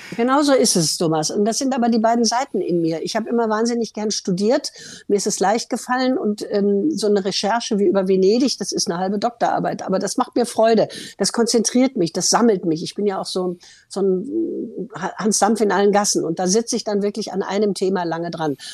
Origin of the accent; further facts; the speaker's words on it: Ruhr area, North Rhine-Westphalia, Germany; weil das war meine Heimat